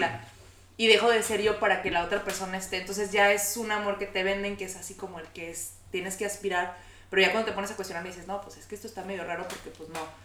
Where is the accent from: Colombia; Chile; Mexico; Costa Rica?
Mexico; todos somos mexicanos, latinos